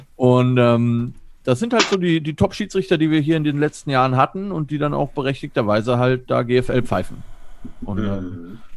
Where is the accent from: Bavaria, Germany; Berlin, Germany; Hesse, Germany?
Hesse, Germany; near Frankfurt am Main; moved away as an adult; also born or lived in Stuttgart; now in Cologne, Germany; Ich komme ursprünglich aus der Nähe äh, von Frankfurt am Main, also in Hesse